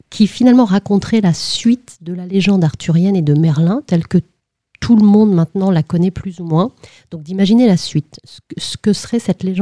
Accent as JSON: {"language": "French", "region": "Brittany", "country": "France", "said": "Alors, je suis bretonne et c'est vrai que depuis toute petite, en fait, euh, mes parents m'emmenaient tous les ans au Festival interceltique de l'Orient."}